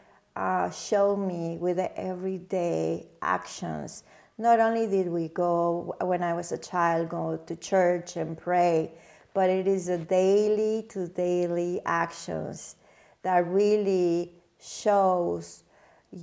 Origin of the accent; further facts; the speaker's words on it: Mexico; now in Michigan, United States; me growing up in Mexico